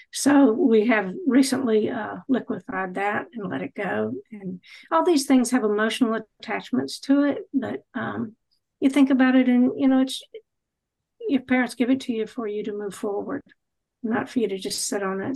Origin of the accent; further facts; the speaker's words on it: Charlotte, North Carolina, United States; moved away as an adult; also born or lived in Indiana; I'm from Charlotte, North Carolina. You can hear it in my voice